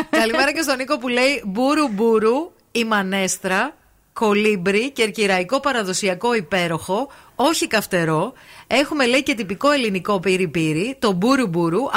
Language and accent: Greek; Berlin, Germany; έχω μέτρο σύγκριση γιατί κατάγομαι από το Βερολίνο και είχαμε πολύ καλά ασιατικά εστιατόρια.